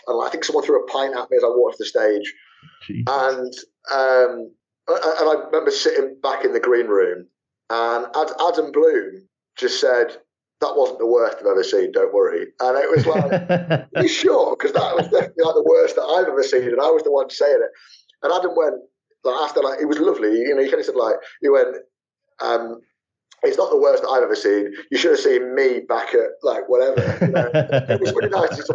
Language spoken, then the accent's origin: English; Leicester, East Midlands, United Kingdom; also born or lived in Manchester; my hometown